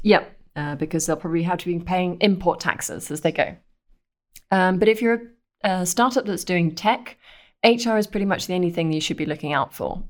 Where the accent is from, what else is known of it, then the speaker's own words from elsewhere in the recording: United Kingdom; accent: British; moved away as an adult; now in Belgium; from the accent, I'm British